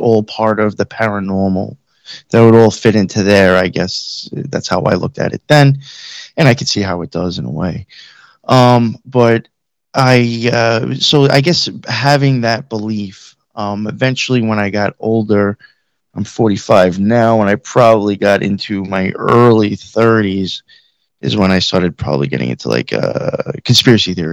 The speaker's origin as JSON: {"language": "English", "area": "Long Island, Suffolk County", "region": "New York", "country": "United States", "tie": "born or raised there", "also_born_or_lived": "Queens, New York / Nassau County, New York", "said": "I grew up in New York, on Long Island, my whole life. I grew up out in Suffolk County for the most part"}